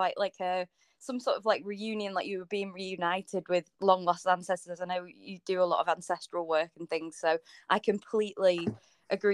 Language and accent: English; North West England, United Kingdom; I was born in the Northwest